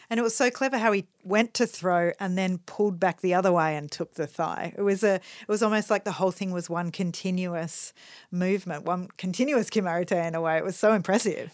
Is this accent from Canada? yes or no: no; Australia